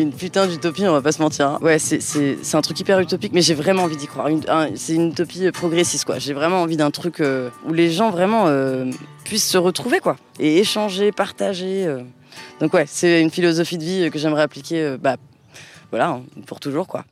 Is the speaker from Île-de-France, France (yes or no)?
yes; Paris, Île-de-France, France; moved away as an adult; now in Marseille, France; je suis marseillaise depuis 8 ans du coup maintenant donc euh, anciennement parisienne